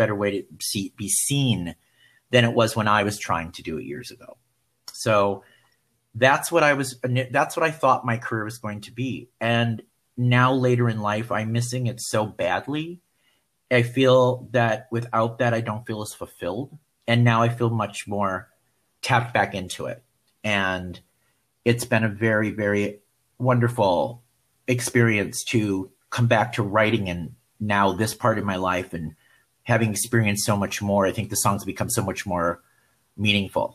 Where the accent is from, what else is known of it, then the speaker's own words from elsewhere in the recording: Milwaukee, Wisconsin, United States; I'm from Milwaukee